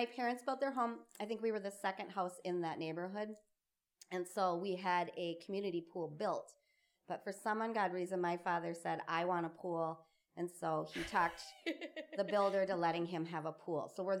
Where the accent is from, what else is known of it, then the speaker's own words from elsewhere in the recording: Burnsville, Minnesota, United States; I grew up in Burnsville. I am the youngest of three. I had two older brothers, Billy and John. My parents moved around a lot.